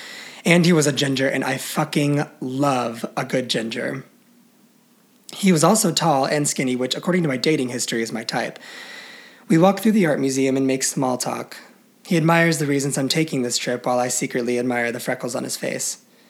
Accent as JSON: {"language": "English", "town": "Chicago", "region": "Illinois", "country": "United States", "said": "I tell him I'm from Chicago and traveling Europe for the summer."}